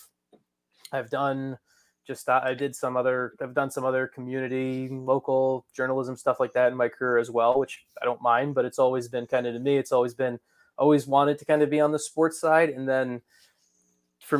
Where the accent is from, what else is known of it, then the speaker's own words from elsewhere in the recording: New Jersey, United States; I grew up in New Jersey, so I grew up as a big Devils fan in North Jersey